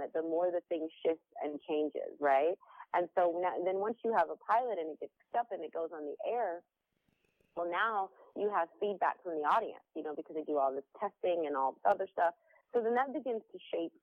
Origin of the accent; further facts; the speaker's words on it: Stamford, Connecticut, United States; moved away as an adult; I was living in Connecticut, Stanford, Connecticut. So I went to high school, West Hill High School